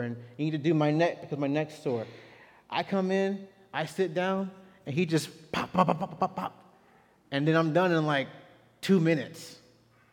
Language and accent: English; Texas, United States; as a Texan